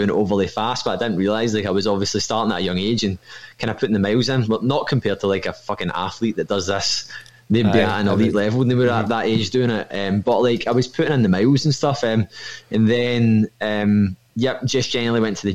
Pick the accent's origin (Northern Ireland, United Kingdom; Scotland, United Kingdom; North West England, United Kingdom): Scotland, United Kingdom; Irvine; I'm from Irvine in Ayrshire, but I work in Kilmarnock